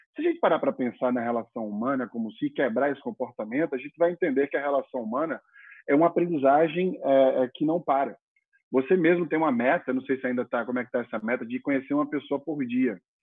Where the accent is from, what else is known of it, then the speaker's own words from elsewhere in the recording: Maceió, Alagoas, Brazil; moved away as an adult; also born or lived in Europe / China; eu sou do Nordeste, nasci em Maceió, Alagoas.